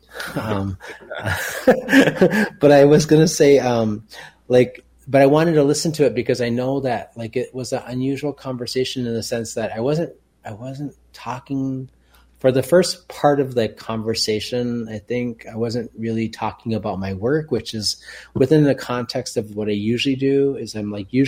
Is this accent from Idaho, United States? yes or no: no; Minneapolis, Minnesota, United States; moved away as an adult; also born or lived in West Coast; growing up in South Minneapolis and being in boarding school